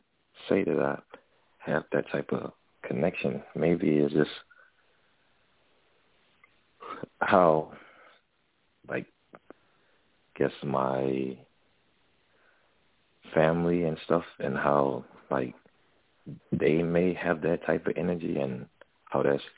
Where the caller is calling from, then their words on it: Texas, United States; I'm calling from Texas.